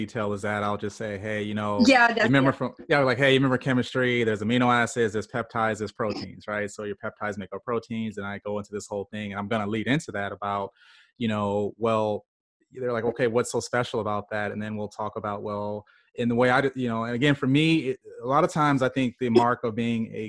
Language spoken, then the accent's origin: English; Illinois, United States; I grew up in Illinois, spent some time at the University of Illinois